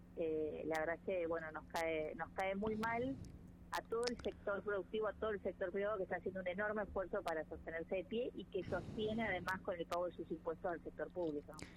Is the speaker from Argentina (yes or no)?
yes; Argentina; el orgullo que uno siente como argentino